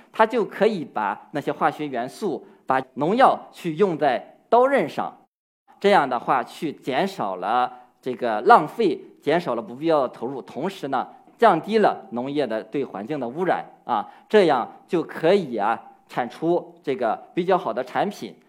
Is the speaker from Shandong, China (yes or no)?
yes; Qixia, Shandong, China; 我是山东栖霞人，从小家里就有苹果园，所以呢，我从小呀也喜欢在果园里劳作。那我是一九八九年出生的